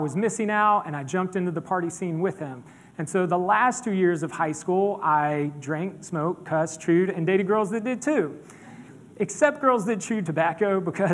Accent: Pawleys Island, South Carolina, United States; I grew up in Pawleys Island, Merle's Inlet, just north of us up here.

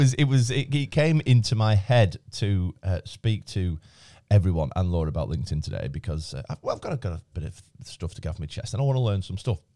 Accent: Blackburn, North West England, United Kingdom; now in Chorley, United Kingdom; I come from Blackburn

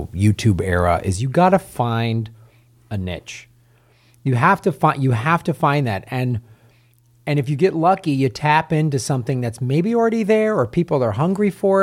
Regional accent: Chicago, Illinois, United States; I grew up in Chicago

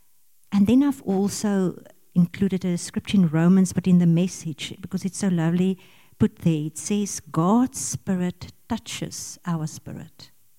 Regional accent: Pretoria, Gauteng, South Africa; We come from Pretoria. We were in the Ingea Moreleta Church in Pretoria.

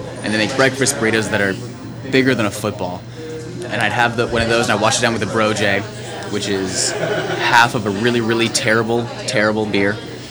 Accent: Phoenix, Arizona, United States; moved away; also born or lived in Tucson, Arizona; So I think my favorite breakfast is from back home in Arizona. I grew up in Phoenix, went to school in Tucson.

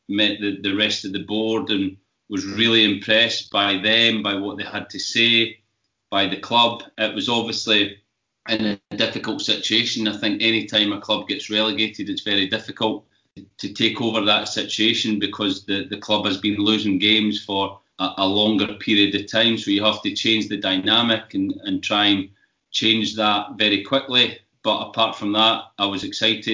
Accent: Scotland, United Kingdom; growing up in Scotland

